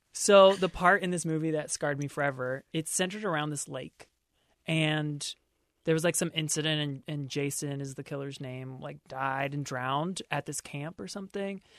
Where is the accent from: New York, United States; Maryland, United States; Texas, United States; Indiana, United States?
Maryland, United States; my home state of Maryland